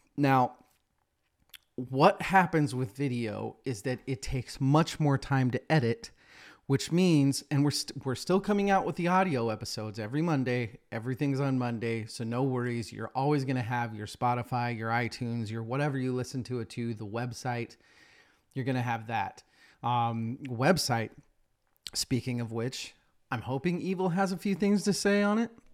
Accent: Boise, Idaho, United States; my hometown, Boise, Idaho.

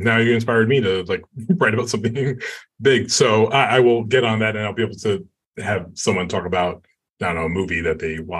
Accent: New York City, New York, United States; moved away as an adult; now in Los Angeles, United States; I just moved to LA. It's been 2 years. I've lived in LA. I'm a New Yorker through and through.

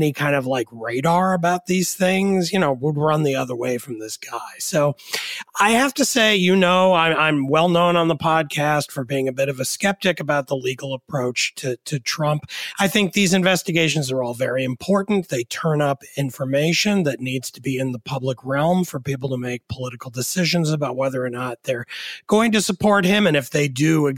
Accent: New York area, United States; I grew up in the New York area

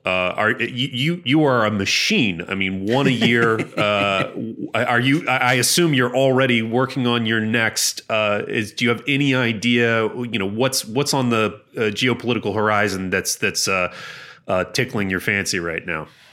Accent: Hampton Roads, Virginia, United States; I grew up in Hampton Roads

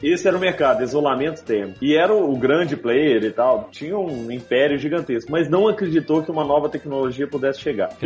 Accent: Brazil; moved away; also born or lived in Rio de Janeiro / Belo Horizonte; Sou do interior, minha família é toda do interior

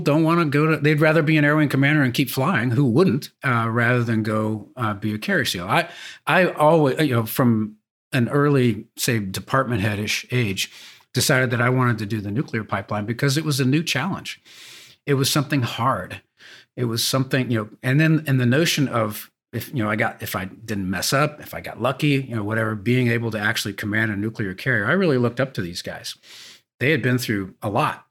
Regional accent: San Diego, California, United States; I grew up sailing on San Diego Bay

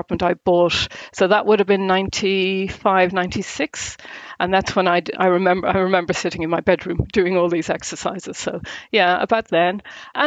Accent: Ireland; accent: Irish; now in Essex, United Kingdom; I'm definitely Irish, so I hope there's an Irish twang in there

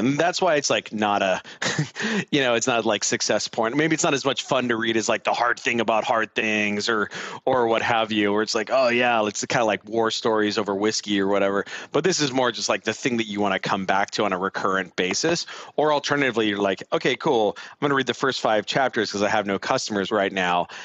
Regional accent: Southern California, United States; accent: Southern California; I'm from I'm from Southern California

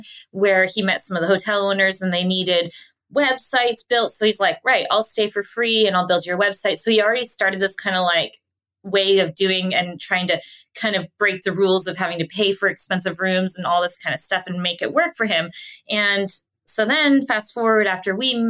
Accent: Canada; first language English; I was born and raised in Canada

